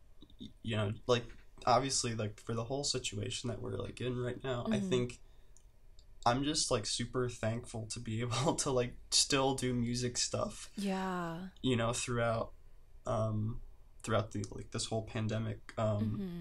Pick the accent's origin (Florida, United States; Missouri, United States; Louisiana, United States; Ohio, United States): Ohio, United States; Cleveland; moved away as an adult; also born or lived in Boston; now in Los Angeles, United States; I hail from Cleveland, Ohio.